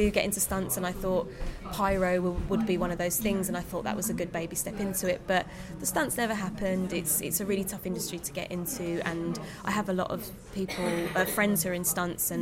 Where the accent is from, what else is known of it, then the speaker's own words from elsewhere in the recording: London, United Kingdom; a Londoner